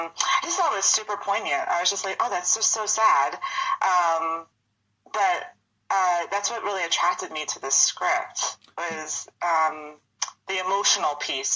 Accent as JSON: {"language": "English", "region": "New York", "country": "United States", "tie": "born or raised there", "accent": "Long Island", "said": "I'm from Long Island. I grew up on Long Island."}